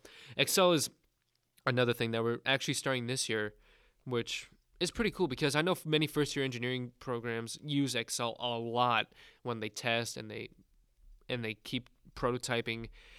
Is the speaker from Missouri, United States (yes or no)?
no; New York, United States; now in Texas, United States; Right now, we're all living in Texas. However, I'm originally from New York, so that is a huge change in difference.